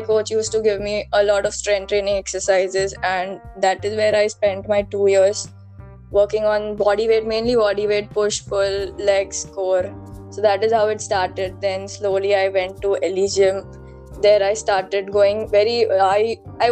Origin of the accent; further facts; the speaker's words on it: Mumbai, Maharashtra, India; I'm from Mumbai itself